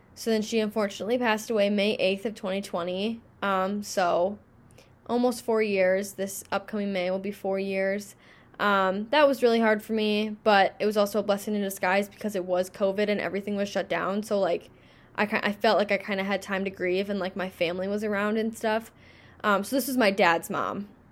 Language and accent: English; Minnesota, United States; I'm from Minnesota